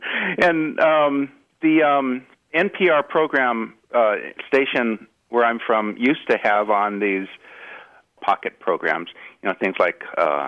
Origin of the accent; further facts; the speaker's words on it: Los Angeles, California, United States; I'm from the Los Angeles area. And I grew up a Dodgers fan and listening to the legendary Vin Scully.